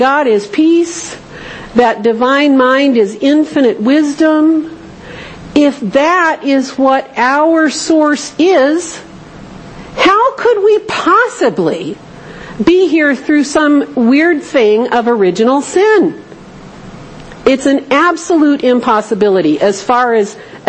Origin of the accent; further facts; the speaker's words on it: Southern California, United States; I grew up in Southern California